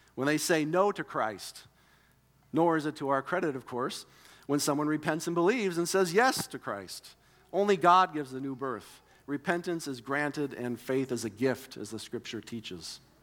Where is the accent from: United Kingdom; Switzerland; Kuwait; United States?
United States; growing up in America